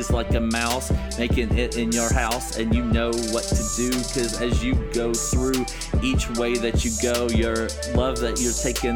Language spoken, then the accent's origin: English; North Carolina, United States; my hometown, where my parents were totally, like, sober. In North Carolina